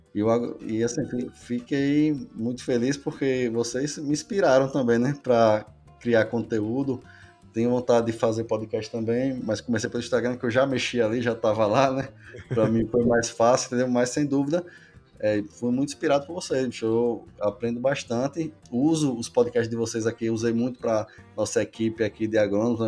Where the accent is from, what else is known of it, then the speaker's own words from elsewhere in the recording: Northeast Region, Brazil; eu sou aqui do Nordeste, né? Sou nascido e criado, né? Aqui na região